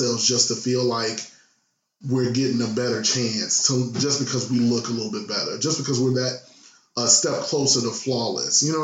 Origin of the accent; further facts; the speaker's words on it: Chicago, Illinois, United States; now in Jersey City, United States; I'm a Chicagoan